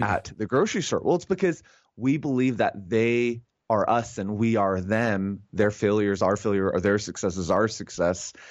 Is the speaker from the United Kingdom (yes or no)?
no; Canada; as a Canadian